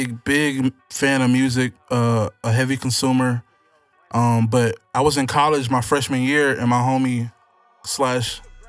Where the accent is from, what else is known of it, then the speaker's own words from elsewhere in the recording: Houston, Texas, United States; I'm from Houston. I've been here living in Houston all my life